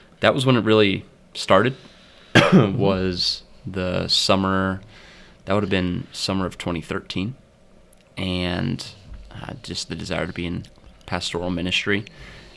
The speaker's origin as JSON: {"language": "English", "town": "Mount Vernon", "region": "Ohio", "country": "United States", "tie": "born or raised there", "said": "I'm attending Mount Vernon Nazarene University primarily because that's where that was the university in my hometown."}